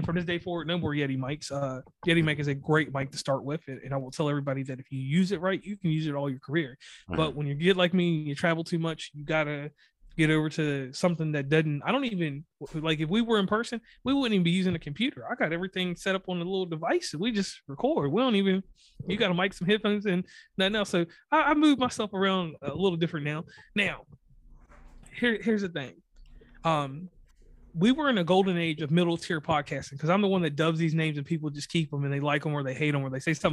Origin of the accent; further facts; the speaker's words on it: Virginia, United States; moved away as an adult; now in West Virginia, United States; I'm from Virginia, but I live predominantly in West Virginia for almost, I don't know, since 2006